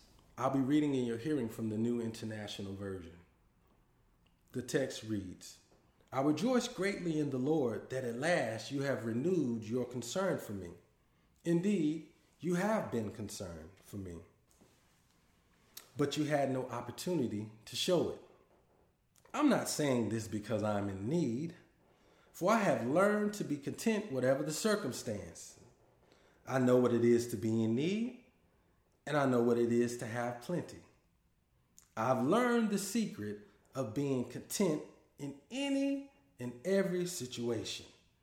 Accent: Dallas, Texas, United States; now in Boston, United States; I'm originally from Dallas, Texas, but I currently live in Boston, Massachusetts

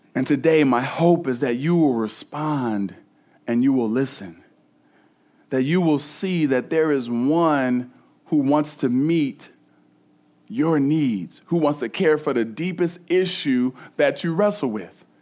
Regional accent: East Cleveland, Ohio, United States; I'm from East Cleveland originally, all, like, all black hood

